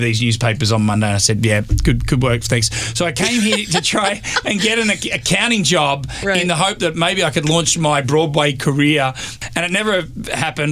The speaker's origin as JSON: {"language": "English", "town": "Melbourne", "region": "Victoria", "country": "Australia", "also_born_or_lived": "Sydney, Australia", "moved": "as an adult", "lives_now": "New York, United States", "said": "even though I'm from Melbourne, I'm from mm-hmm. the south."}